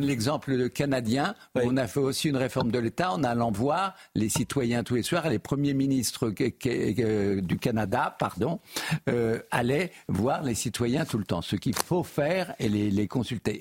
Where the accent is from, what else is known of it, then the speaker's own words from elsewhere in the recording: Normandy, France; moved away; d'où je viens, dans, une partie de la Normandie